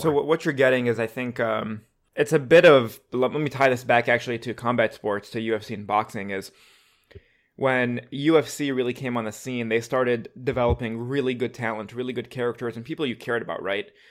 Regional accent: Detroit, Michigan, United States; I'm from Detroit

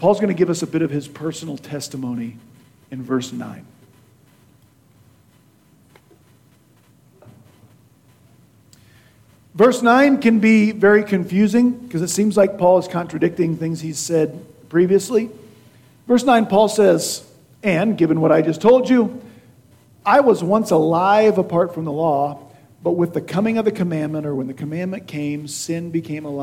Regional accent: Beloit, Kansas, United States; in my hometown of Beloit, Kansas

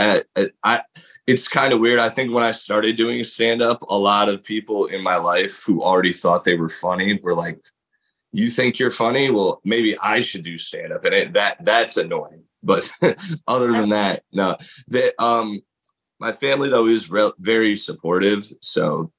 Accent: Middletown, Connecticut, United States; my hometown in Middletown, Connecticut

